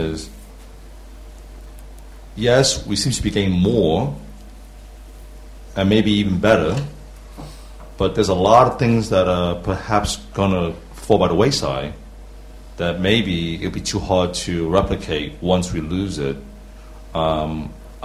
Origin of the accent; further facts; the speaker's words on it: New York, United States; now in London, United Kingdom; I'm from New York, and now living in London.